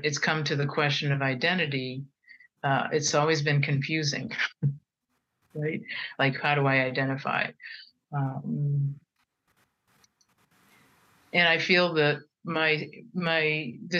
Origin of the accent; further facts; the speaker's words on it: United States; I'm Japanese American and French Canadian American